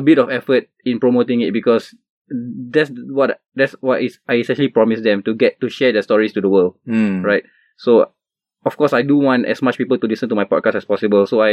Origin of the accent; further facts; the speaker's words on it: Singapore; as a Singaporean, the way we live our lives